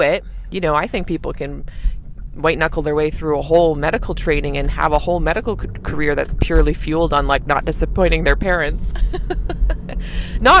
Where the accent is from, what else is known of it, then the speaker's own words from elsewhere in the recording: Canada; I'm a Canadian family physician